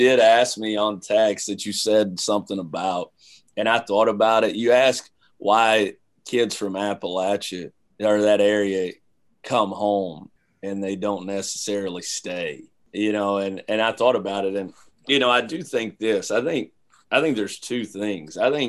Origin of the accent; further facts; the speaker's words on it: London, United Kingdom; those 18 years that I spent growing up in London